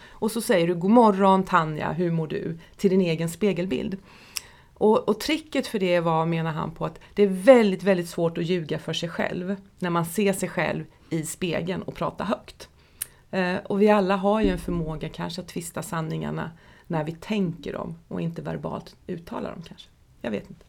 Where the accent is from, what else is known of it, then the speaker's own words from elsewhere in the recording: Nässjö, Jönköping County, Sweden; Jag stod på disken på Höglandssjukhuset i Nässjö när jag var tonåring